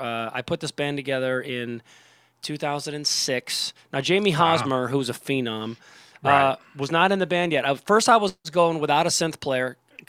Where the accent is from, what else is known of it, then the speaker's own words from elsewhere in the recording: Cleveland, Ohio, United States; also born or lived in Florida; now in Las Vegas, United States; my hometown of Cleveland